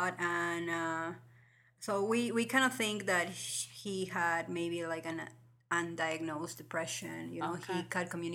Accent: Lima, Peru; moved away as an adult; also born or lived in Des Moines, Iowa; now in Ames, United States; from Lima, Peru. I was born and raised there. And I came here to the U.S. almost like 13 years ago in 2003.

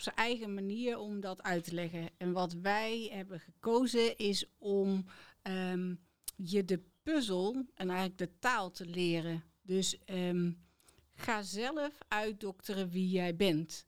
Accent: Udenhout, North Brabant, Netherlands; also born or lived in Tilburg; ik kom dus ook echt uit Udenhout en ben daar altijd gebleven. En ehm, tot mijn ja, negentiende

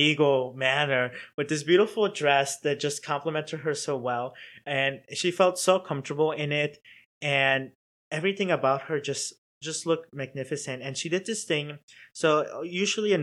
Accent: Chicago, Illinois, United States; now in Cincinnati, United States; I'm from Chicago

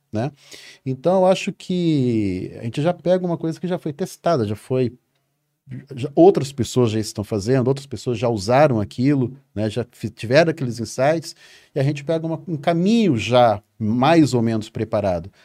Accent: Mato Grosso do Sul, Brazil; eu sou lá do, do Mato Grosso do Sul, lá no meião do Brasil

